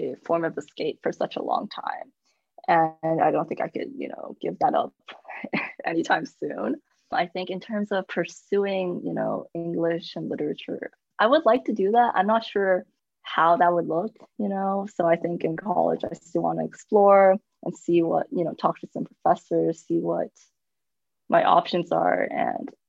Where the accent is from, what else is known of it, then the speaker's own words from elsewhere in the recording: United States; I was born in America